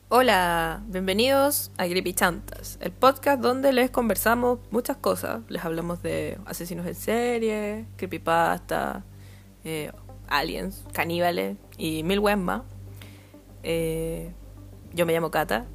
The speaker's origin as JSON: {"language": "Spanish", "town": "Puente Alto", "region": "Santiago Metropolitan Region", "country": "Chile", "tie": "born or raised there", "said": "yo soy de Puente Alto"}